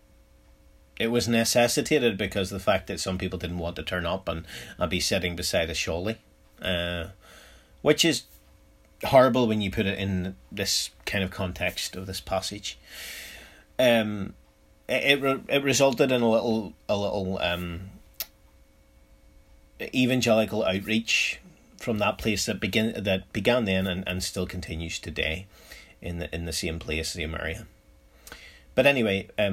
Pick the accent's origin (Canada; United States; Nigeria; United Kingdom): United Kingdom; Northern Ireland; in Northern Ireland, my home country